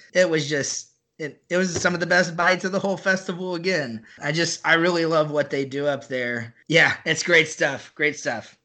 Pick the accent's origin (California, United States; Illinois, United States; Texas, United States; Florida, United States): Texas, United States; Buda; now in Dallas Fort Worth area, United States; I grew up just south of Austin in a, in a little town called Buda